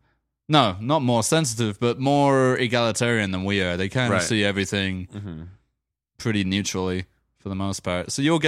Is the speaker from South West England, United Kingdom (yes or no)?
no; London, United Kingdom; In my hometown of London?